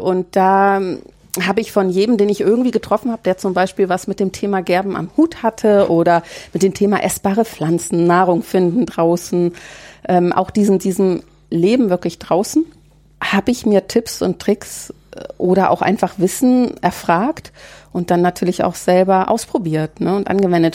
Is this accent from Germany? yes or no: yes; Baltic coast, Germany; now in Märkische Schweiz, Germany; an der Ostsee, wo ich groß geworden bin